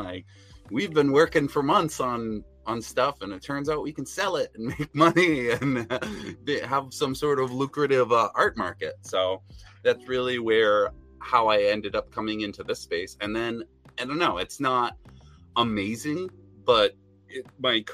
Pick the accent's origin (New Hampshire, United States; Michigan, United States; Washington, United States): New Hampshire, United States; So I'm from New Hampshire, actually. So there's not a lot of animation and design stuff going on up here